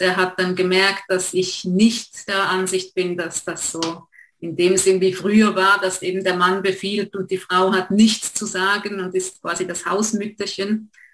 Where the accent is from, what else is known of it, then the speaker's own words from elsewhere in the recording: Switzerland; accent: Swiss; wir wohnen, wie man hört, in der Schweiz